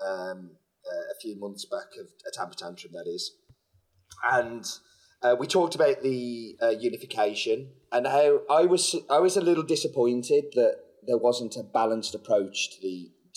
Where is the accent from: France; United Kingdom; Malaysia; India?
United Kingdom; I'm British